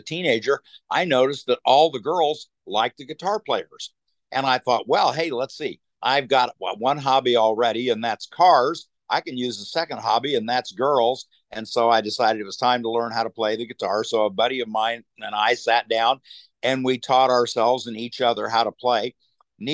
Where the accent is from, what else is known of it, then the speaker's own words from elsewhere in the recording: Wichita, Kansas, United States; moved away; I'm from Wichita, Kansas originally.